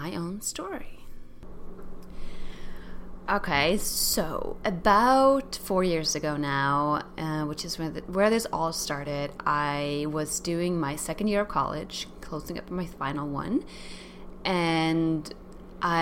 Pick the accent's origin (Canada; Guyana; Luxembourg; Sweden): Sweden; moved away; my whole world was just growing up in Sweden